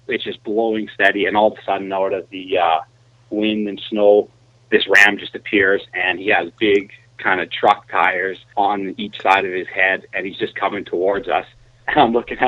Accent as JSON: {"language": "English", "town": "Calgary", "region": "Alberta", "country": "Canada", "tie": "born or raised there", "said": "I grew up just outside of Calgary, Alberta"}